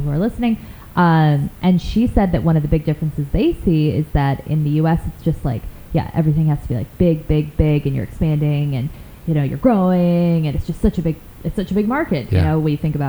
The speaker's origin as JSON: {"language": "English", "town": "Chicago", "region": "Illinois", "country": "United States", "also_born_or_lived": "upstate New York", "moved": "yes", "said": "I'm originally from Chicago. I went to school in upstate New York"}